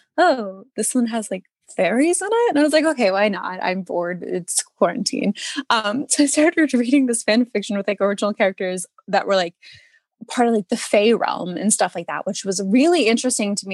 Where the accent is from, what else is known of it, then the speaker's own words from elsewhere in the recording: Allentown, Pennsylvania, United States; I'm from Allentown, PA